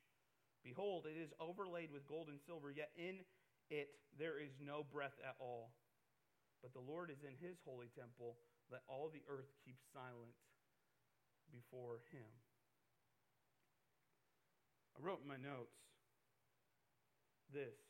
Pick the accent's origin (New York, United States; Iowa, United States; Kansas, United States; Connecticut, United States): Iowa, United States; I'm from Iowa. I love farm life